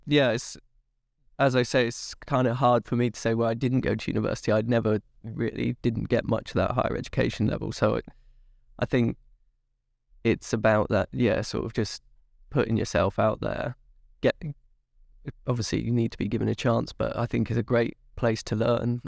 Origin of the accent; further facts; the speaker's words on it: Swindon, South West England, United Kingdom; moved away as an adult; now in London, United Kingdom; I'm from Wiltshire, uh, yeah. sort of west West England